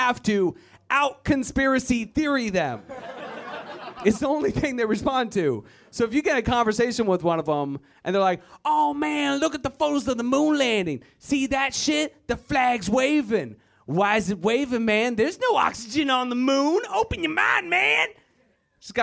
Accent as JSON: {"language": "English", "region": "Virginia", "country": "United States", "said": "I am originally from Virginia, white power. It's a terrible place full of terrible people. I'm glad I left, but I gotta go back."}